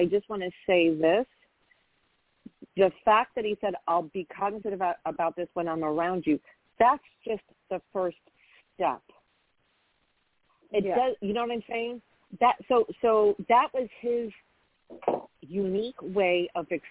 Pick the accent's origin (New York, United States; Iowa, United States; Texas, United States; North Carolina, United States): New York, United States; where are you from? I say New York